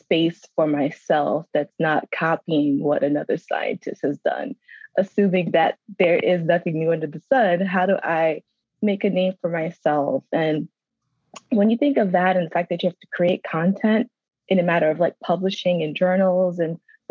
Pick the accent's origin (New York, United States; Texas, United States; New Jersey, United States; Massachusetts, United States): New York, United States; New York City; moved away as an adult; also born or lived in Georgia / North Carolina; I'm from Brooklyn, New York.